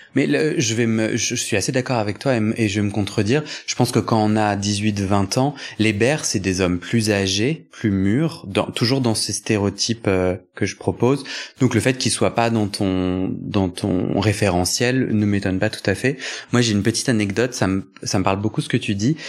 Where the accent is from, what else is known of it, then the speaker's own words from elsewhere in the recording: Versailles, Île-de-France, France; moi j'ai grandi à Versailles